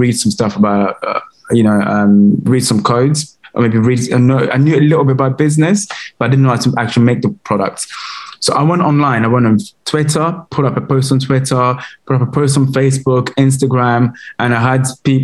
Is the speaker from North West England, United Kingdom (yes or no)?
no; London, United Kingdom; also born or lived in Congo / France; I grew up in Camden, in London.